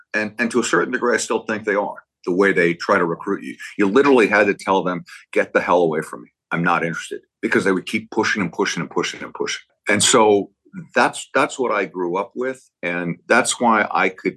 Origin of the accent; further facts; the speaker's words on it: Berkeley, California, United States; I grew up in Berkeley.